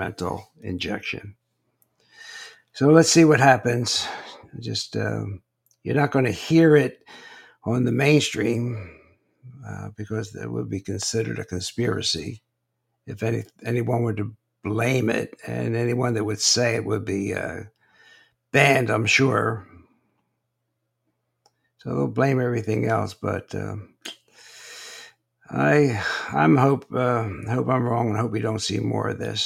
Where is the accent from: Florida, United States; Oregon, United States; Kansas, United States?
Florida, United States; Naples; I'm from Naples, Florida